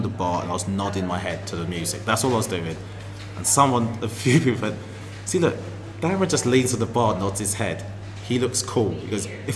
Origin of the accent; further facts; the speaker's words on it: Harlow, East of England, United Kingdom; also born or lived in Birmingham; parents are Jamaican, okay, but I grew up in Essex.